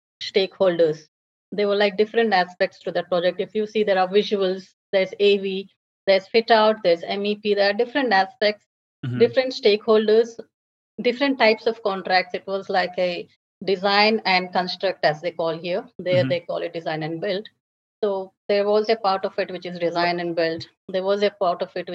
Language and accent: English; India; moved away as an adult; also born or lived in Dubai / Abu Dhabi; now in Australia; I'm from India